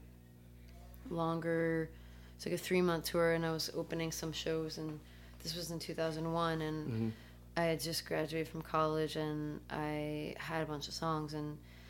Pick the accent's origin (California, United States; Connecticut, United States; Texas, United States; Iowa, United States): Connecticut, United States; also born or lived in Athens, Greece; I moved to the States when I was 2, and so they moved to Connecticut, and that's where I grew up